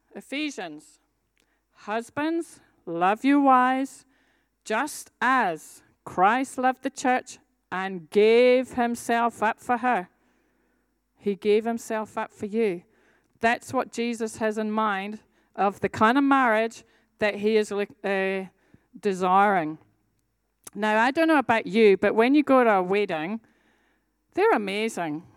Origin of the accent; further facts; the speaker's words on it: Scotland, United Kingdom; I'm a Scottish warrior